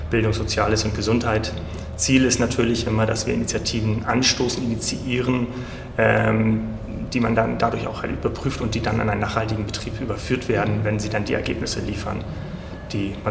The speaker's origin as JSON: {"language": "German", "region": "Hamburg", "country": "Germany", "tie": "born or raised there", "also_born_or_lived": "Freiburg / Berlin", "moved": "as an adult", "said": "ich bin in Hamburg geboren, 1975, also jetzt 45 Jahre alt. Ähm, habe dort mein Abitur gemacht, Kindheit verbracht, wie es halt so ist."}